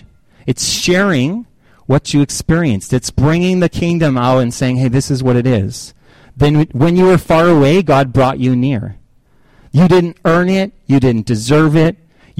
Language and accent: English; Canada; Oh, well, yeah, I'm from Canada. Eh?